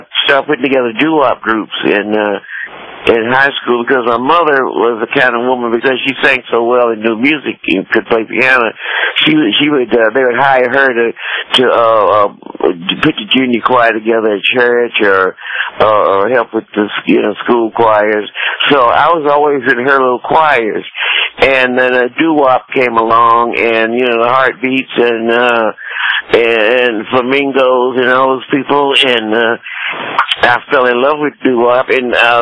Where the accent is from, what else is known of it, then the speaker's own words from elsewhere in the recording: Wells, West Virginia, United States; I was born in West Virginia, at Wells, West Virginia, a little poor-ass coal mine. My daddy worked in a coal mine